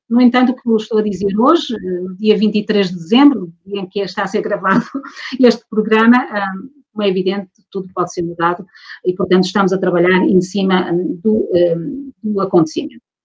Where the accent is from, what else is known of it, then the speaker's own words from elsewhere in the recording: Portugal; sou portuguesa